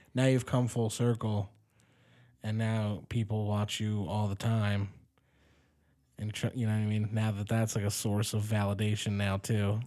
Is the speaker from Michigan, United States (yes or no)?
no; Delaware County, Pennsylvania, United States; I grew up in Delco